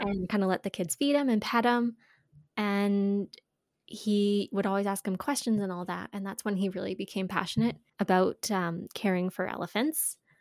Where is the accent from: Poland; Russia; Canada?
Canada; we're from Canada